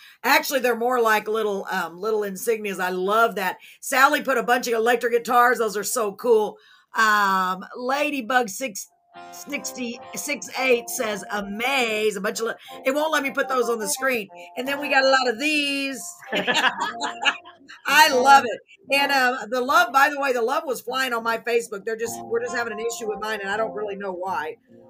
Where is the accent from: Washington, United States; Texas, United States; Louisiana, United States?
Texas, United States; Waco; now in Corpus Christi, United States; I'm actually originally from Waco.